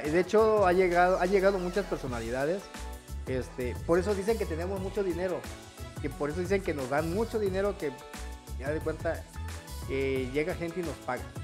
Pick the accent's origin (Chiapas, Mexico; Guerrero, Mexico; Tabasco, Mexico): Chiapas, Mexico; Chiapa de Corzo